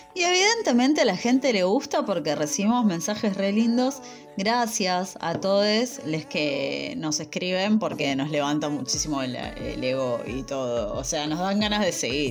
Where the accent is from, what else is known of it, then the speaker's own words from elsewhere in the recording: Lanús, Buenos Aires Province, Argentina; nací criada en la Lanús